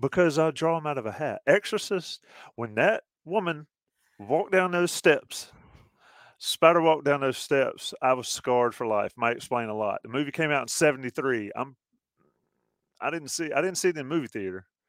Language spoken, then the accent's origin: English; the South, United States; I'm from the South